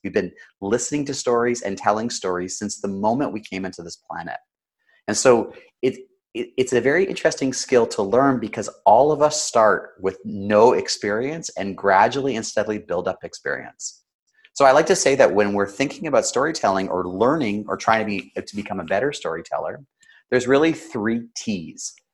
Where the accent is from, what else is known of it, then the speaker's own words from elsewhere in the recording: Canada; Now I'm Canadian